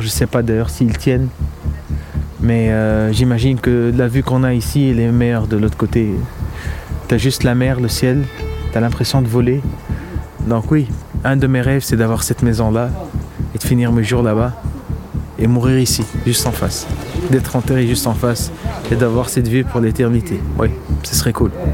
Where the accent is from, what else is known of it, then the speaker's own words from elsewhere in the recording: Tunis, Tunis Governorate, Tunisia; Je suis né à Tunis en 84 ici.